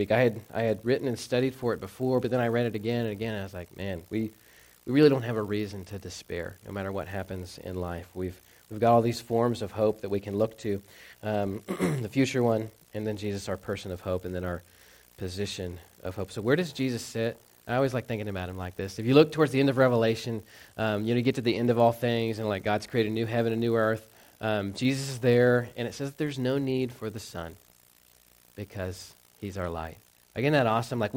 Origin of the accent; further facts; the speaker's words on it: the South, United States; I grew up in the South, so, um, you know, big, like, Bible Belt churches.